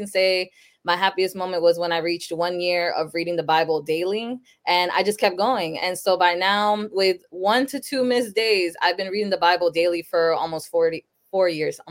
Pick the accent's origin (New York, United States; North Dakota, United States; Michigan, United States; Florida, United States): Florida, United States; Sanford; also born or lived in Lawrence, Massachusetts; I was born in Sanford, Florida, but then when I was about 6 months old, my parents moved to Massachusetts. So I lived in Lawrence, Massachusetts up until I was 10. So in 2006, I moved back to Florida, back to Sanford too. So I've been here since